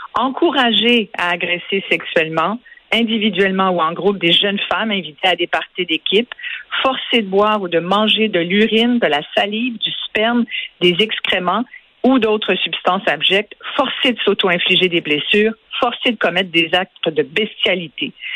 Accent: Quebec, Canada; chez nous au Québec

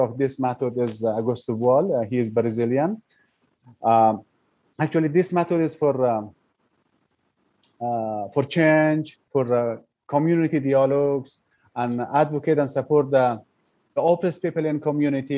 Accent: Afghanistan; first language Persian; English is a second language; moved away as an adult; now in Malaysia; Originally, I'm from Afghanistan, but I'm staying as a refugee in Malaysia

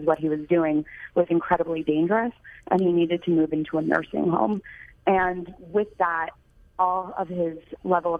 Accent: New York, United States; moved away as an adult; also born or lived in Michigan; I grew up in New York and first went to the Midwest to attend the University of Michigan

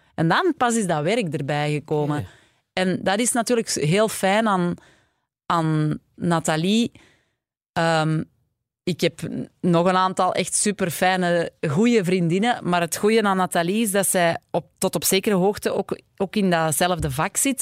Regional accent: Mortsel, Flanders, Belgium; now in Antwerp, Belgium; ik ben zelf afkomstig van Mortsel en ik ben wel altijd al vanaf de eerste kleuterklas in Antwerpen naar school gegaan

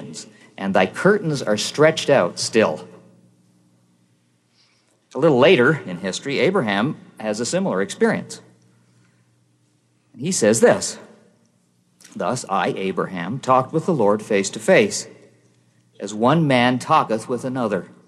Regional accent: Canada; I'm from Canada

